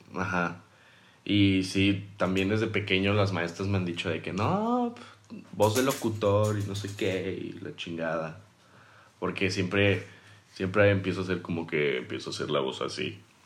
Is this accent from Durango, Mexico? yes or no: yes; Durango, Mexico; now in Mérida, Mexico; Yo soy de Durango, pero mi, o sea, vivo en Mérida por mi familia